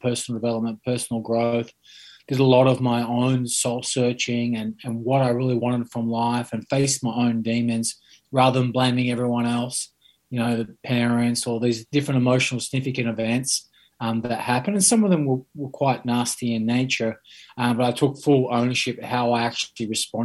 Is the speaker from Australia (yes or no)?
yes; Sydney, New South Wales, Australia; I grew up in Sydney